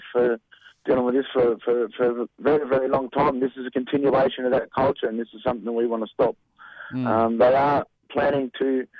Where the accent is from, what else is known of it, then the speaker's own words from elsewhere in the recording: Djab Wurrung country, Victoria, Australia; I'm from the Jabrong, bro, and many other tribes